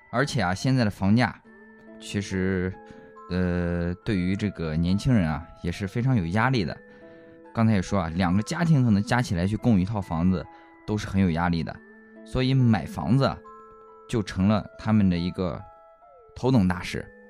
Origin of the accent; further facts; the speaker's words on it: Xuzhou, Jiangsu, China; 在我们徐州这边的这个北区